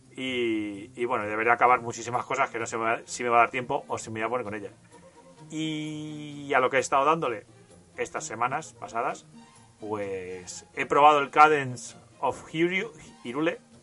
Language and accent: Spanish; Castilla-La Mancha, Spain; yo soy de La Mancha y en La Mancha se dice Halo